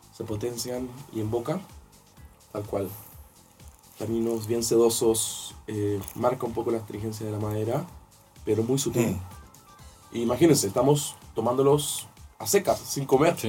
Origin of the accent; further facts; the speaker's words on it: Maipo Valley, Santiago Metropolitan Region, Chile; yo soy del Valle del Maipo